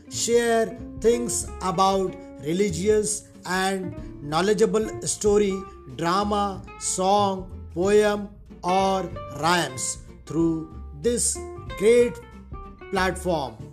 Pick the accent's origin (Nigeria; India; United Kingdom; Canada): India; I am from Great India.